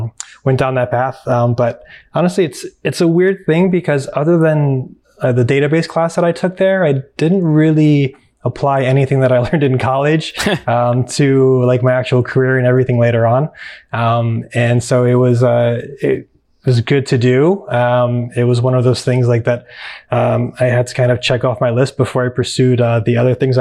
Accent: Cleveland, Ohio, United States; moved away as an adult; also born or lived in Chicago / Europe; grew up in Cleveland, went to school in Chicago

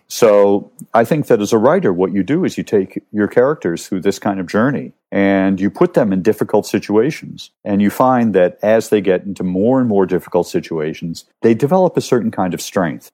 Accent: New York, United States; moved away as an adult; also born or lived in Cleveland, Ohio / England; now in Rome, Italy; I grew up mostly in New York, but I lived in Cleveland, Ohio

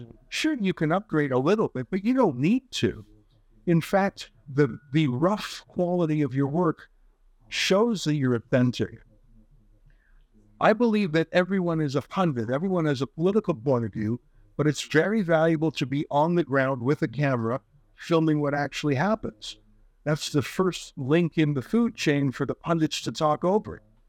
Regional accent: Canada; I'm from Canada.

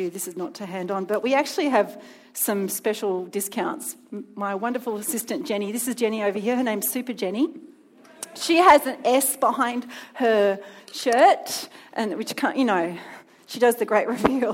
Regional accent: Melbourne, Victoria, Australia; moved away as an adult; now in Sydney, Australia; I come from Melbourne originally.

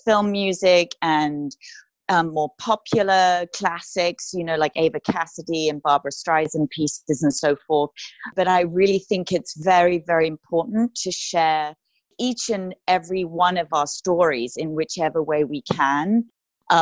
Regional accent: United Kingdom; moved away as an adult; now in Los Angeles, United States; I am a British classical crossover artist, moved to Los Angeles about 11 years ago

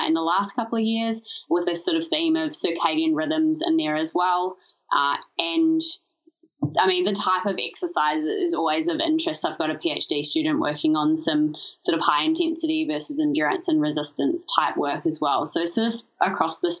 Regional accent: New Zealand; moved away as an adult; now in Melbourne, Australia; I'm originally from New Zealand

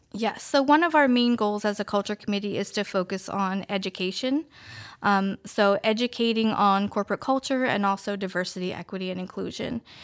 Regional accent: Queen Anne's County, Maryland, United States; moved away as an adult; now in Denton, United States; I grew up in Queen Anne's County, and I moved to Denton a little over five years ago

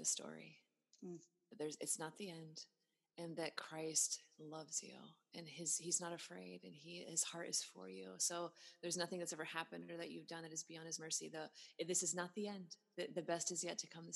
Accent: Pacific Northwest, United States; now in Texas, United States; I'm from the Pacific Northwest, I'm a Seahawks fan, you know, it's hard being a Seahawks fan living in cowboy country

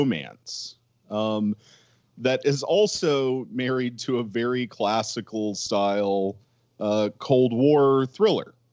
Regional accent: Lancaster, South Carolina, United States; we're from Lancaster, South Carolina

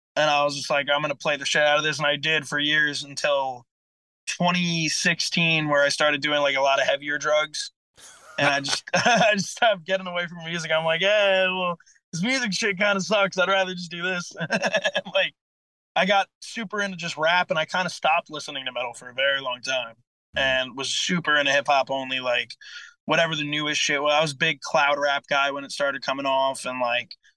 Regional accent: Port Jefferson Station, New York, United States; I'm from Port Jeff Station, which is kinda like deep Suffolk County

